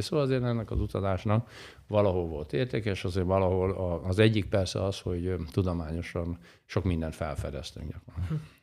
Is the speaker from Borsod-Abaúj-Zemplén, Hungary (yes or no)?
yes; Kazincbarcika, Borsod-Abaúj-Zemplén, Hungary; Én valahol Borsodban nőttem fel, Kazinc Barcikán, Felső Barcikán